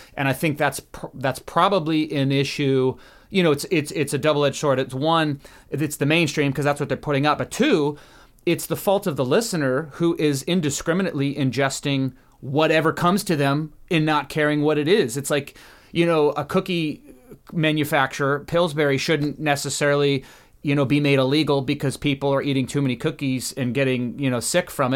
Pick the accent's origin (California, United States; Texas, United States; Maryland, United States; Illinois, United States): Maryland, United States; Southern; now in Los Angeles, United States; I'm from Maryland, uh, Southern Maryland people